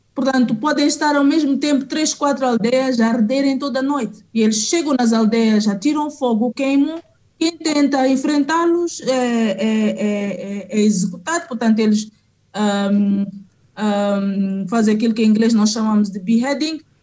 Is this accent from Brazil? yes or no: no; Mozambique; como eu sou africana e também no caso de Moçambique, em particular, sou moçambicana